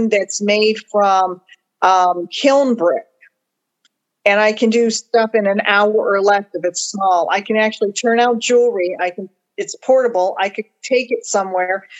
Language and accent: English; Gardner, Massachusetts, United States; now in Clermont, United States; I'm originally from Gardner, Massachusetts, the Chair City